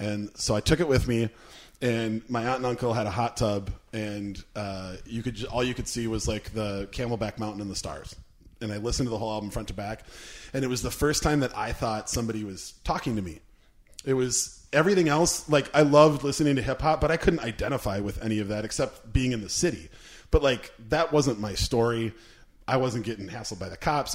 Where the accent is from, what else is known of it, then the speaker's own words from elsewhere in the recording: Minnesota, United States; We're Minnesotans.